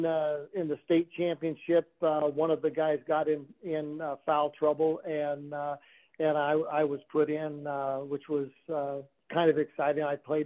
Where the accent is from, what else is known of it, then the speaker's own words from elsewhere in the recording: Kansas, United States; My family is from Kansas and still lives there now. But we grew up in small towns.